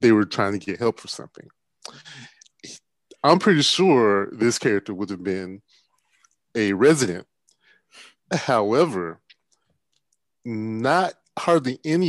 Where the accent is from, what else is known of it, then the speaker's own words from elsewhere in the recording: Milledgeville, Georgia, United States; I grew up in Millersville, Georgia, and when I was growing up, Central State Hospital, which was one of the state mental institutions, was there.